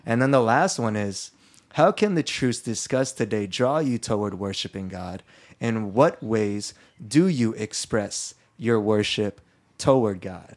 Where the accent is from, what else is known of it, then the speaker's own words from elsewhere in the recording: Philippines; I'm Filipino and I grew up Catholic.